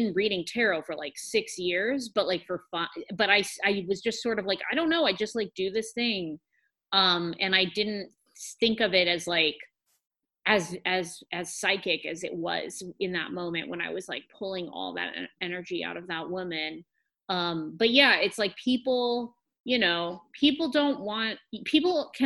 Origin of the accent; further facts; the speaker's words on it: Humboldt County, California, United States; I'm from Humboldt County.